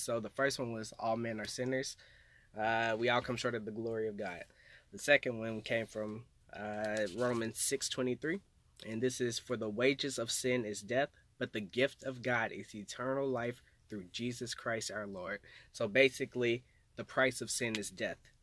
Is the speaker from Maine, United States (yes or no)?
no; Little Rock, Arkansas, United States; from Arkansas. Uh, grew up there all my life